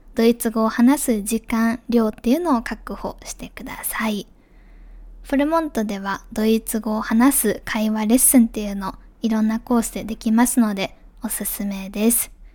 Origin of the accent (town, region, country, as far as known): Japan; moved away; also born or lived in Germany